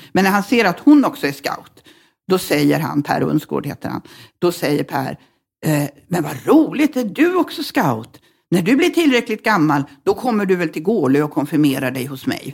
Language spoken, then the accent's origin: Swedish; Norrbotten County, Sweden; also born or lived in Luleå / Malmberget / Sikfors; vi bodde i Norrbotten till jag var tio ungefär och eh, på lite olika ställen. Eh, men eh, Luleå, mesta